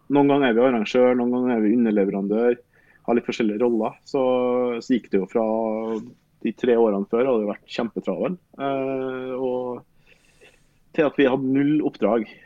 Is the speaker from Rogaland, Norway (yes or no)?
no; Røros, Trøndelag, Norway; jeg er opprinnelig fra Røros, og vi følte vel på en måte at vi har bodd i Trondheim så lenge at det var godt å prøve noe nytt.